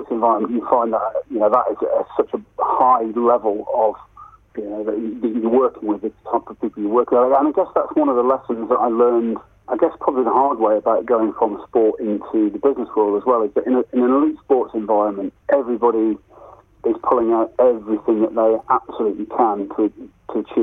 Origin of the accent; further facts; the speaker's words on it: England, United Kingdom; as an English player